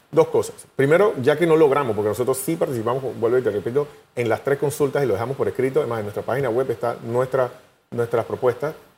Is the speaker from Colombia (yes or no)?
no; Panama; como panameño